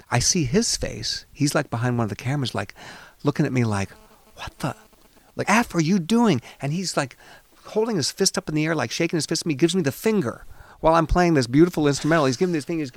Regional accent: Seattle, Washington, United States; you realize I'm Jewish and I'm from Seattle.

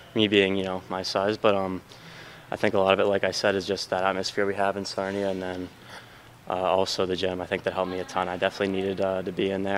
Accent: United States; me being an American

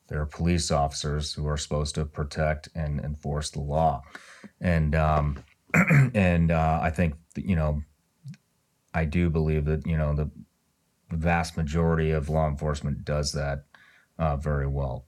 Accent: Missouri, United States; now in Florida, United States; I'm originally from Missouri

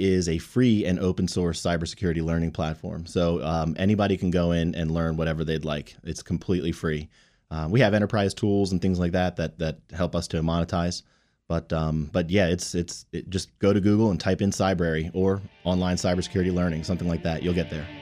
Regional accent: Rockville, Maryland, United States; also born or lived in North Carolina; I grew up here in Rockville and, and came back after, after college.

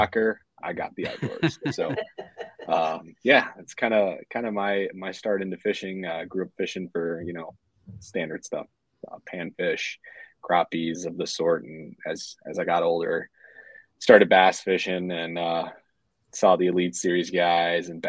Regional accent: St. Paul, Minnesota, United States; I'm from born and raised Minnesota. I would say St. Paul is probably my home more so than Minneapolis is.

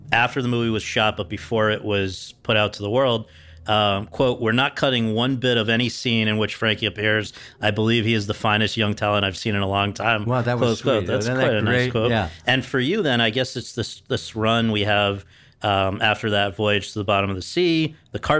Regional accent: Philadelphia, Pennsylvania, United States; You know, I'm a kid from South

